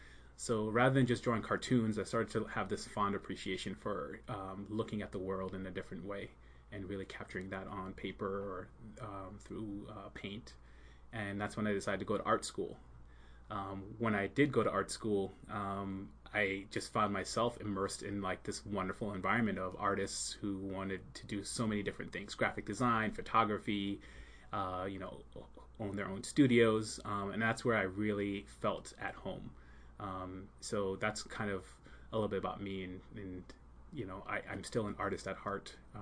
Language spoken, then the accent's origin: English; Long Island, New York, United States; also born or lived in Jamaica; And I grew up in New York, Long Island, New York. Notice I don't have a Long Island accent. I don't say Long Island.